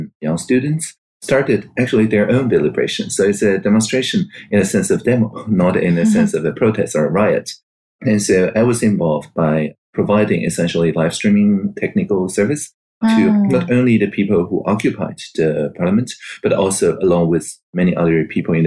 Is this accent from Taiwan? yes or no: yes; Taiwan; I was born in Taiwan in 1981